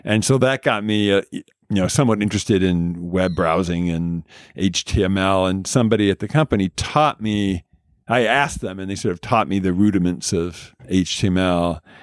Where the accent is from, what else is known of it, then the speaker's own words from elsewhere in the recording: Southern California, United States; also born or lived in Oregon / Arizona; Grew up in Southern California